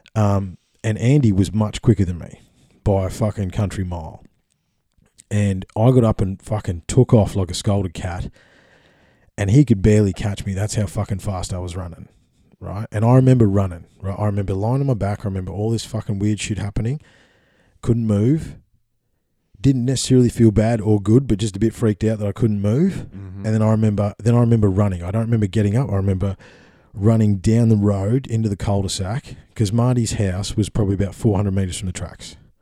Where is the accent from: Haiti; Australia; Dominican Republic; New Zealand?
Australia; we're Australian